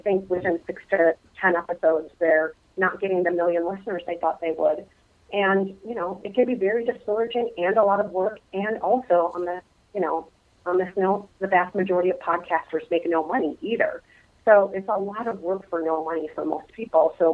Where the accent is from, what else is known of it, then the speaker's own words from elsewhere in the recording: Minnesota, United States; my home state of Minnesota. I am a native Represent. Minnesotan.